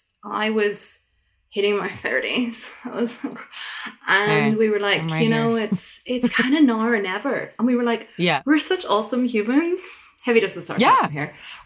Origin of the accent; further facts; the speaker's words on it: Ireland; moved away; I'm from Ireland.